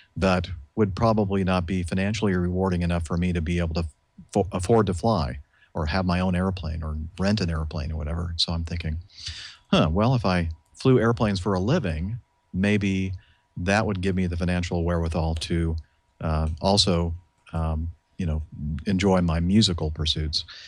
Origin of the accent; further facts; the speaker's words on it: Southern California, United States; I grew up in Southern California.